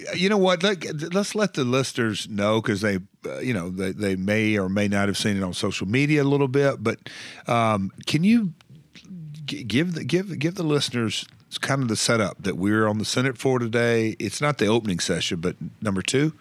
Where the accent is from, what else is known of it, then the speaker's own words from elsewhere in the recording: Tennessee, United States; I'm from Tennessee.